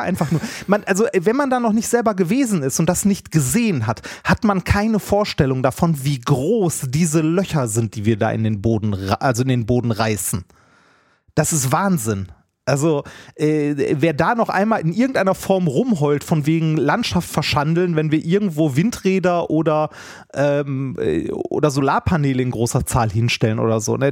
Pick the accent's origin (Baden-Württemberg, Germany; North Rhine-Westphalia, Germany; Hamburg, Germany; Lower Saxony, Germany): North Rhine-Westphalia, Germany; Essen; ich bin ja ein Kind des Ruhrgebiets